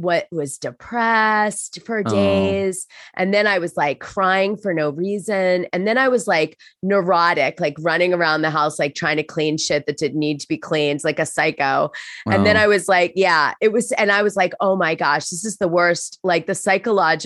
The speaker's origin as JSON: {"language": "English", "country": "United States", "said": "as an American"}